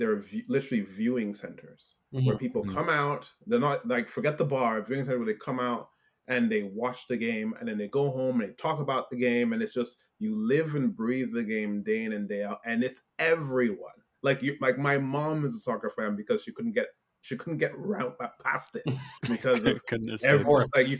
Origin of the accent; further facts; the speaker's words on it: Nigeria; now in Canada; I'm from Nigeria